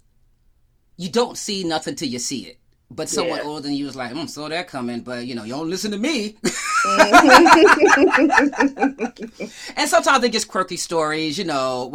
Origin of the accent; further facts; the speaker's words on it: Yonkers, New York, United States; moved away; I'm from Yonkers. I grew up in Yonkers, New York